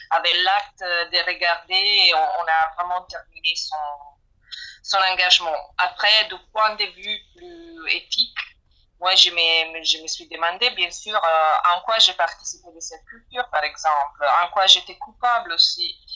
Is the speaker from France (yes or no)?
no; Italy; moved away; je parle en tant qu'italienne.